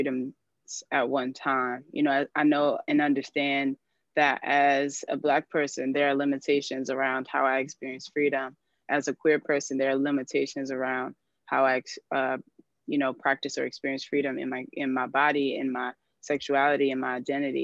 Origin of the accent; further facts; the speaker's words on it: United States; also born or lived in New York / Washington, D.C.; now in Detroit, United States; I was born in the DMV and raised between New York and the DC area